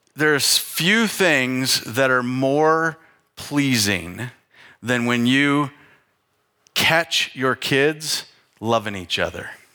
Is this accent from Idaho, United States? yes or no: yes; North Idaho, United States; I grew up in North Idaho with a fireplace to heat the house